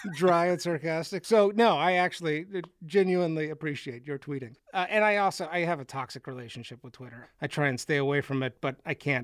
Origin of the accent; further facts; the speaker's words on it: Austin, Texas, United States; I grew up in Austin, Texas